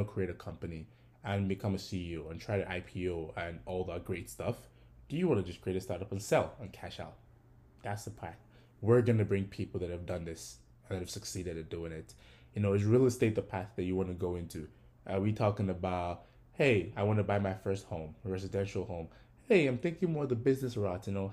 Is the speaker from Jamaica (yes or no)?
no; Ogun State, Nigeria; now in United States; I was also born and raised in Nigeria. I am from Ogun State